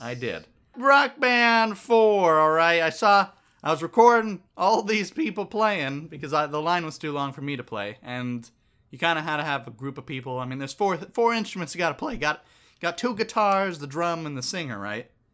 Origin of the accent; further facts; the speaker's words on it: Northern California, United States; I'm from Northern California too